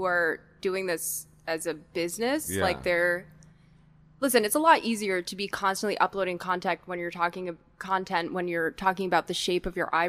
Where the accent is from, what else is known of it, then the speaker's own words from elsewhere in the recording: New York City, New York, United States; I grew up in Brooklyn.